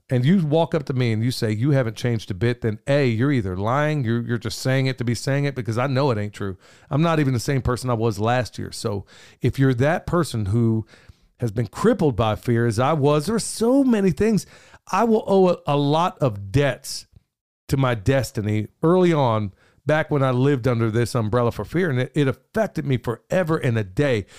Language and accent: English; Oklahoma City, Oklahoma, United States; moved away; I grew up in South Oklahoma City